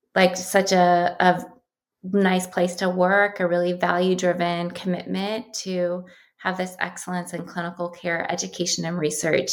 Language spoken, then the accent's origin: English; Columbus, Ohio, United States; moved away as an adult; now in California, United States; I grew up in Columbus, Ohio